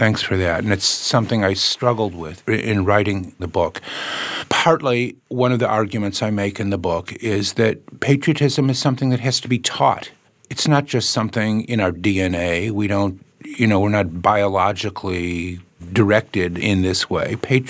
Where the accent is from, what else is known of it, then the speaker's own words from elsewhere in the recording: Chicago, Illinois, United States; And in a way, being a Chicagoan has many of the same problems, but many of the same joys and opportunities as being an American